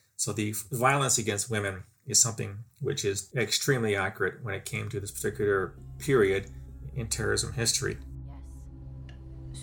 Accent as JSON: {"language": "English", "country": "Canada", "said": "speaking as a Canadian, I've seen here in my, my own country"}